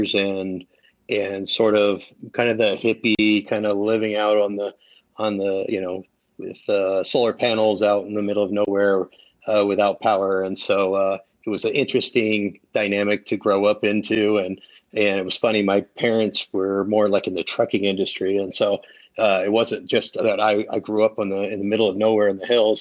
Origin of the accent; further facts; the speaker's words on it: Mendocino County, California, United States; also born or lived in Humboldt County, California; I was born in Humboldt County, but moved to Mendo when I was about 11. So I went to high school in Mendocino County